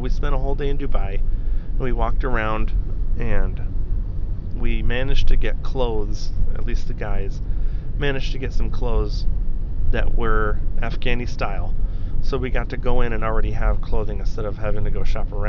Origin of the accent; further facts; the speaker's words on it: Italy; I'd only ever been, like I said, I grew up in Europe, in Italy.